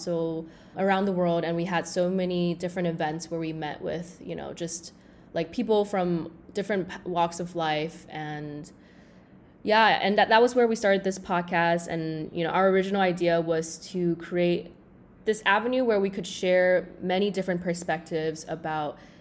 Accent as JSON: {"language": "English", "region": "Shanghai", "country": "China", "tie": "born or raised there", "moved": "as an adult", "lives_now": "Singapore", "said": "So I am from Singapore, but I actually grew up in Shanghai, where I spent around 15 years. I moved to Singapore when I was 18"}